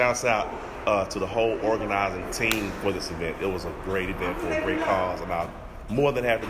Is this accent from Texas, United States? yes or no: yes; Dallas, Texas, United States; I'm from Dallas, Texas, Oak Cliff to be exact.